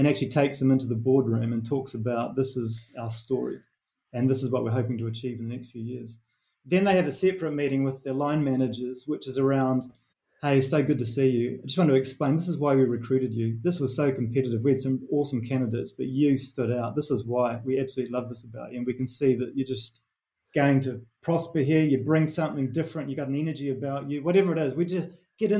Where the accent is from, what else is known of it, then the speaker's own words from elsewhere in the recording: New Zealand; accent: Kiwi; moved away; my Kiwi accent